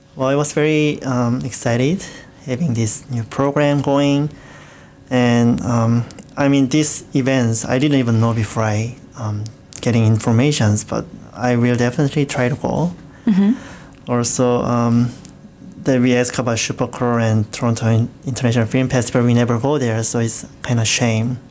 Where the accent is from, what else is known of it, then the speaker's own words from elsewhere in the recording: South Korea; English is a second language; moved away as an adult; now in Hamilton, Canada; my hometown, um, which is Nassau, which is very small city